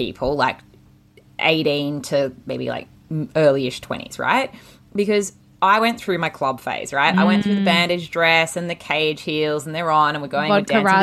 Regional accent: Australia; we're Australian

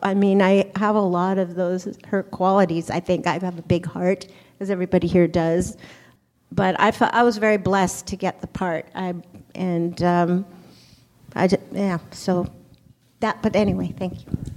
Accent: Paris, Île-de-France, France; moved away; I grew up in Paris

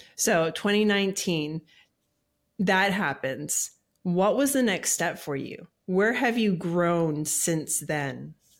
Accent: Hawaii, United States; now in Tennessee, United States; I was born and raised in Hawaii as well

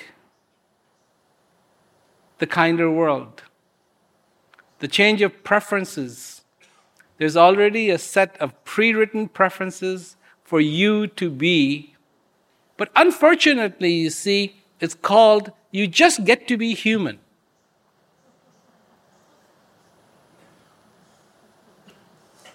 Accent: India; I was born in India.

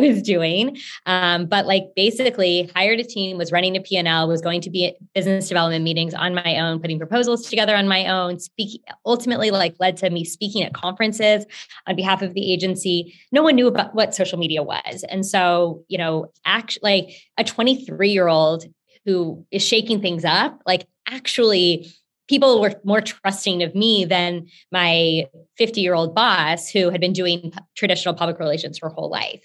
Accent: Houston, Texas, United States; i'm currently based in Houston and I'm from Houston, was born here

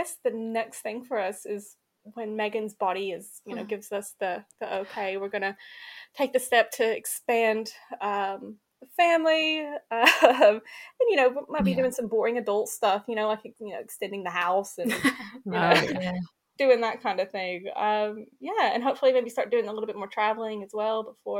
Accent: Kentucky, United States; because I was from Kentucky at this point. Mm-hmm. You know what I mean? I was just craving diversity. I was just so sick of where I was from.

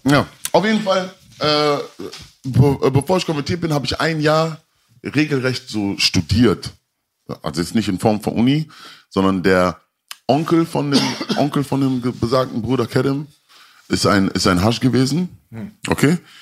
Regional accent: Mülheim an der Ruhr, North Rhine-Westphalia, Germany; also born or lived in Kreuzberg, Berlin; ich war damals in Mülheim. Ich bin ja Mülheim, also ich komme aus Mülheim an der Ruhr.

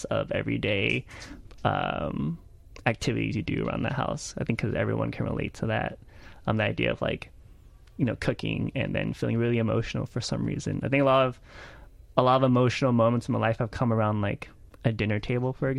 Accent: Houston, Texas, United States; also born or lived in Lake Charles, Louisiana; I grew up in Houston in a spoken word slam scene

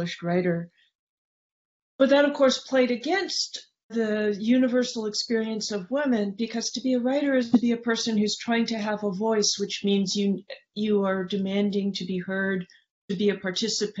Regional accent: San Francisco, California, United States; the neighborhood I grew up in San Francisco

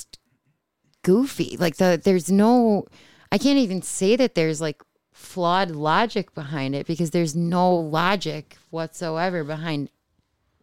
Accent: Buffalo, New York, United States; I grew up in South Buffalo.

